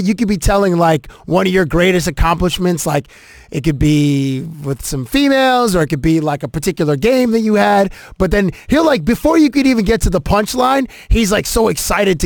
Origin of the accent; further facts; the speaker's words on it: southwestern Ontario, Canada; also born or lived in Toronto; I'm from Toronto. I mean, we're from southwestern Ontario